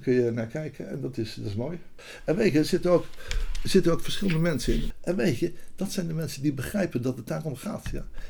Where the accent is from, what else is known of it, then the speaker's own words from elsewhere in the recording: Rotterdam, South Holland, Netherlands; moved away as an adult; also born or lived in Amsterdam; ik kwam uit Rotterdam, ik ben daar geboren en ik ging wiskunde studeren